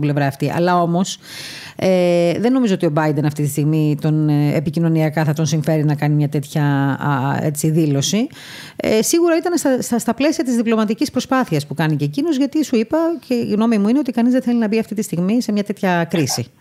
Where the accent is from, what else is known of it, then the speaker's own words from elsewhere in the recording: Heraklion, Crete, Greece; είμαι και από το Ηράκλειο